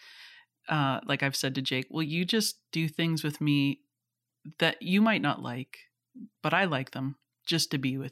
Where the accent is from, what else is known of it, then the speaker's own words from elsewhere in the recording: Canada; I'm Canadian, you know, Scottish parents